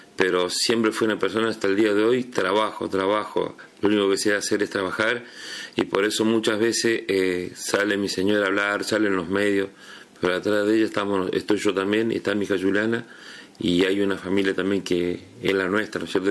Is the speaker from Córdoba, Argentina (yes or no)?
yes; Río Primero, Córdoba, Argentina; now in Río Grande, Argentina; yo soy de Córdoba y viví en un pueblito que se llama Río Primero